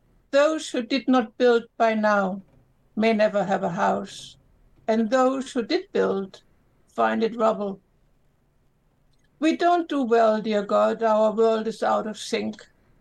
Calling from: Lima, Peru; I'm calling from Peru.

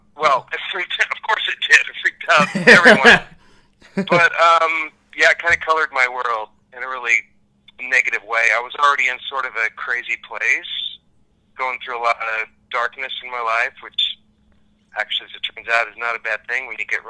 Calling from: Dallas, Texas, United States; Calling from Dallas, Texas.

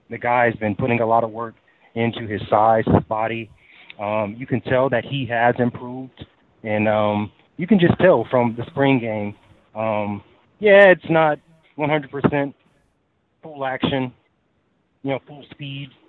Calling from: Texas, United States; I'm calling in from Texas.

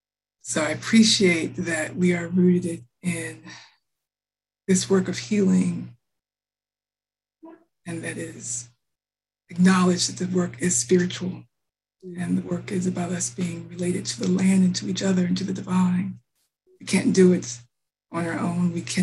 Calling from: Cambridge, Massachusetts, United States; I am calling in from Cambridge, the ancestral land of the Massachusetts tribe.

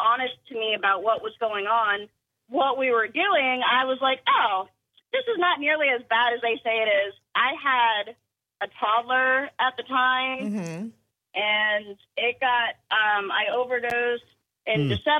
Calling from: Somerville, United States

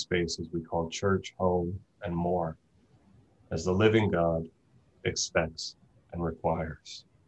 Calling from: Tucson, Arizona, United States; I'm joining today from Tucson, Arizona, which is located on the traditional and occupied homelands of the Tohono O'odham Nation and its people

